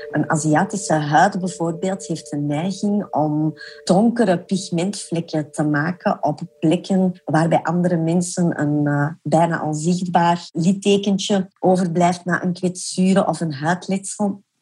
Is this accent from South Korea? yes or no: yes; South Korea; born there; En dat komt natuurlijk omdat de meeste innovaties in cosmetica gedaan worden in mijn geboorteland Zuid-Korea.